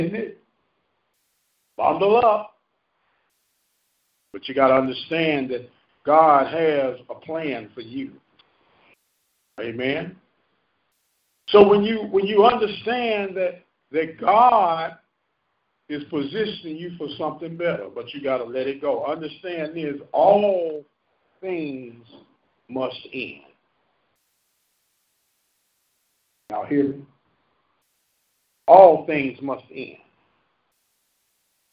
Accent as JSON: {"language": "English", "town": "St. Louis", "region": "Missouri", "country": "United States", "tie": "born or raised there", "moved": "yes", "said": "I'm from St. Louis. Well, what neighborhood do you grow up in? I grew up in Bluemont"}